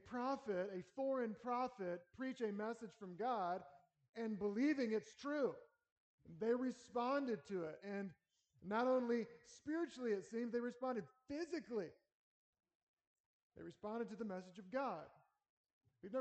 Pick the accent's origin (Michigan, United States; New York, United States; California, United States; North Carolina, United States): North Carolina, United States; now in Lincoln, United States; I grew up in North Carolina, Southern boy going to a Baptist church